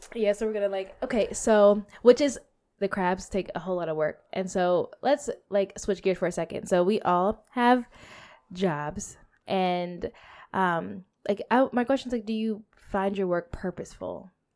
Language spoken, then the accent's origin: English; United States; I'm American and African American